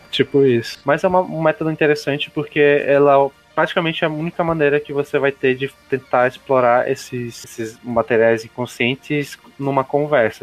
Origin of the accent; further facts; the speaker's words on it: Amazonas, Brazil; accent: amazonense; a palavra que a gente consegue mais ver o sotaque amazonense é quando a gente fala sensação